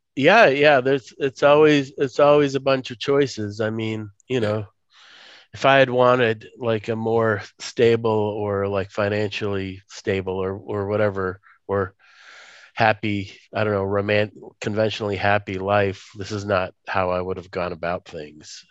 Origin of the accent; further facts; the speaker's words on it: Moscow, Russia; moved away; I was born in Moscow, USSR, but I can't go back there because that place doesn't exist.